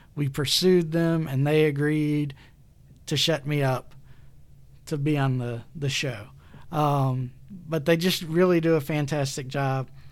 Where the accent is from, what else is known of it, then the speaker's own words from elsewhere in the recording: Alabama, United States; excuse the pronunciation, I'm from Alabama